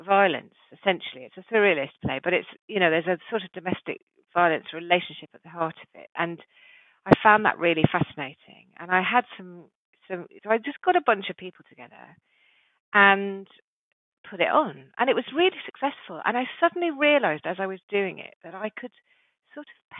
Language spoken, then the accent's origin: English; Saffron Walden, East of England, United Kingdom; also born or lived in Yorkshire; I grew up in Saffron Walden in Essex